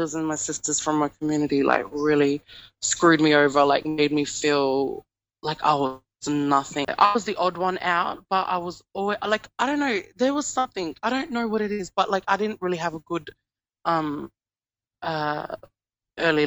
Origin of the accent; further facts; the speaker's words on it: Mimili, South Australia, Australia; I'm from Mimili community and I am a Pidgindara Yankundara speaker.